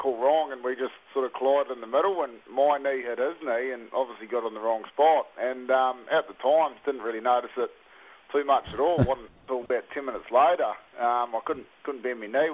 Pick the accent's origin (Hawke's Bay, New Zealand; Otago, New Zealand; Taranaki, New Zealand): Taranaki, New Zealand; now in King Country, New Zealand; I grew up in Taranaki, but I'm based 45 minutes out of Tamanui in the King Country